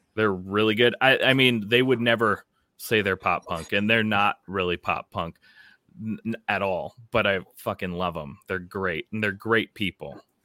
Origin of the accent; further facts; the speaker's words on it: Minnesota, United States; as a Minnesotan